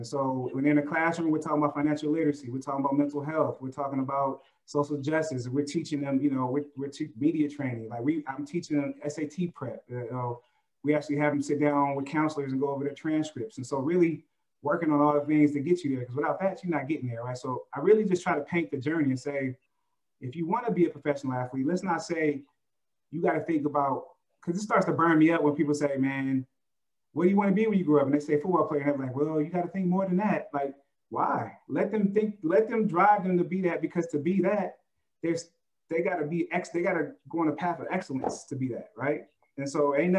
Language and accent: English; Oakland, California, United States; I'm from Oakland